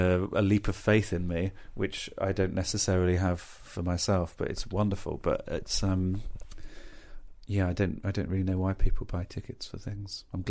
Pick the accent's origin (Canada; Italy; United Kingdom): United Kingdom; Birmingham, West Midlands; I'm from Birmingham.